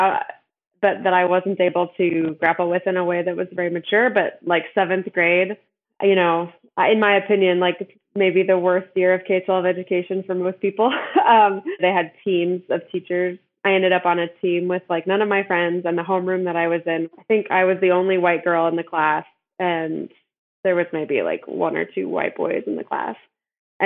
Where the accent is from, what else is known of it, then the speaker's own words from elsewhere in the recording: Decatur, Georgia, United States; I grew up in Georgia in the Atlanta area and went to a small elementary school in a mostly white segregated neighborhood in this very small, it's a 4-square-mile area called Decatur